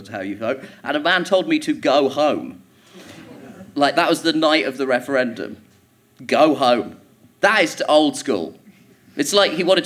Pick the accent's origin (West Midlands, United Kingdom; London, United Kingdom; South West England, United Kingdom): London, United Kingdom; Croydon; also born or lived in Orpington; I grew up in Croydon, which is a shithole.